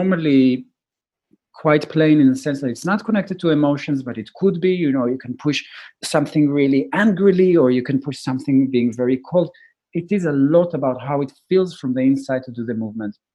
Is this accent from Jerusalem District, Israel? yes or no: yes; Jerusalem, Jerusalem District, Israel; I was born in Jerusalem, grew up in Israel, a highly intense place